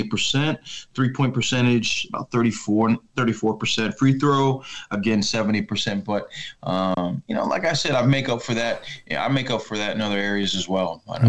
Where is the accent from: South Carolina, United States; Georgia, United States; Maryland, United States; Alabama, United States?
Maryland, United States; Oh, I'm from the Maryland area.